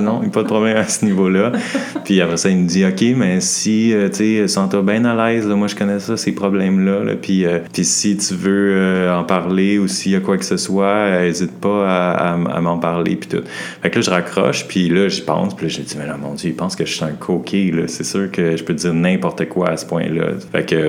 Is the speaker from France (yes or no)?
no; Montreal, Quebec, Canada; moved away as an adult; now in Halifax, Canada; j'habite à Halifax, mais je viens de Montréal